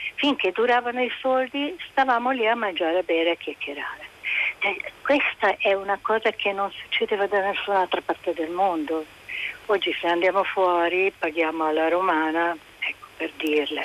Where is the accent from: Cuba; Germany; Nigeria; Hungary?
Hungary; Budapest; moved away as an adult; now in Italy; sono nata e cresciuta in Ungheria fino agli anni 70, poi sono venuta in Italia sposandomi